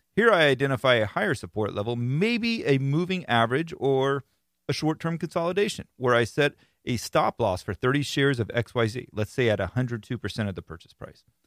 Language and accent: English; Florida, United States; being that I am from Florida, I live in Florida